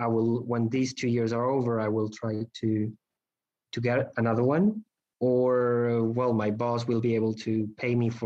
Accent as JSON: {"language": "English", "country": "Spain", "moved": "as an adult", "lives_now": "Barcelona, Spain", "said": "I moved to Barcelona to try out Spain as my home country as to work"}